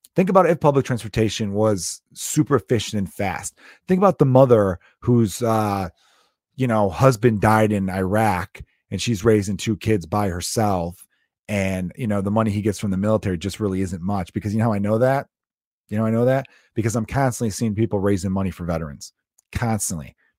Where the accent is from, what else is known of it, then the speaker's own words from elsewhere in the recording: United States; As an American